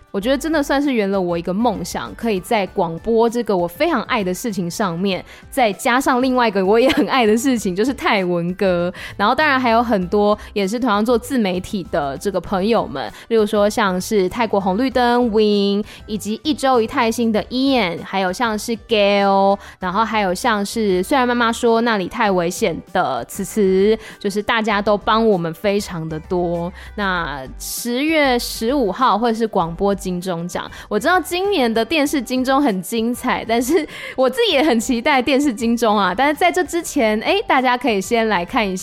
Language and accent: Chinese; Taiwan; first language Taiwanese Hokkien; Chinese is a second language; 虽然说台语是我的母语，可是因为我平常比如说工作的时候还是用华语比较多